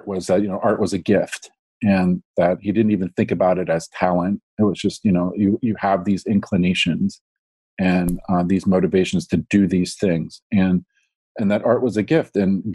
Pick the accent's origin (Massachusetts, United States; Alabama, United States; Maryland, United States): Maryland, United States; Baltimore; moved away as an adult; I grew up in Baltimore, and I went to just through the public school